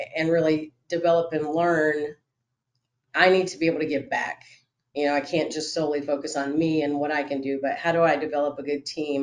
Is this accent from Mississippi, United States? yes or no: no; Florida, United States; moved away; I'm originally from Florida